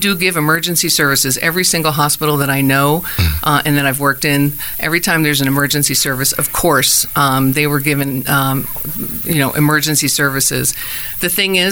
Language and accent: English; New Jersey, United States; moved away as an adult; also born or lived in Indiana / Durango, Colorado; now in Arizona, United States; I'm originally from New Jersey